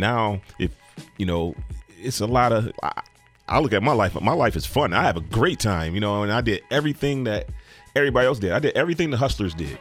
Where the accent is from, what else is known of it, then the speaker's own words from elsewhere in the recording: United States; I grew up in Cold Spring.